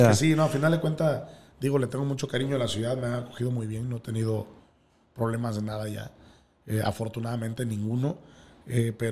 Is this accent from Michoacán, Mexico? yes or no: no; Guerrero, Mexico; now in Mexico City, Mexico; me he adaptado también muy bien. Y pues la ciudad no fue la excepción. Y ya después de 15 años, pues ya soy chilango, creo.